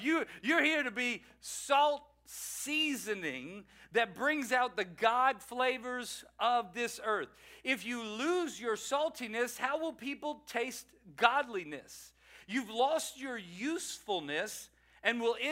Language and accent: English; Louisiana, United States; moved away; I am a Cajun from Louisiana.